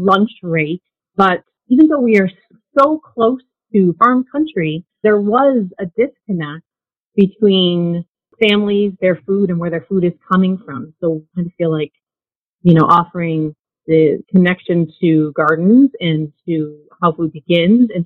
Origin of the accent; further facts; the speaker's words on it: Buffalo, New York, United States; I grew up in Buffalo and, you know, in a neighborhood of small backyards.